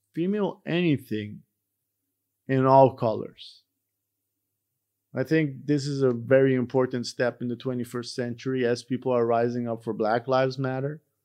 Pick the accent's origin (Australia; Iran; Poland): Iran; moved away; I, myself, I'm from Iran